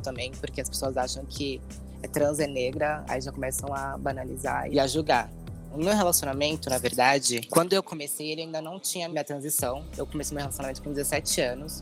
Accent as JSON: {"language": "Portuguese", "region": "São Paulo", "country": "Brazil", "said": "sou de São Paulo, tenho 24 anos"}